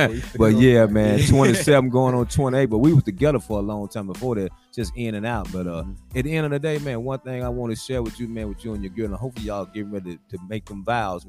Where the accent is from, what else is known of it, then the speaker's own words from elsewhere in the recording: Georgia, United States; moved away as an adult; now in Nashville, United States; back when I came to Nashville from Georgia in 1982 to go to school at TSU.